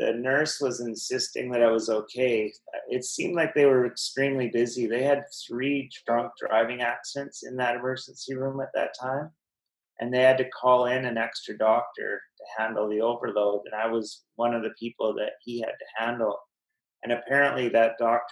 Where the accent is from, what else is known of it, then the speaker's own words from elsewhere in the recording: Kamloops, British Columbia, Canada; I'm from Kamloops and was on the football team, and I had quite a reputation in that town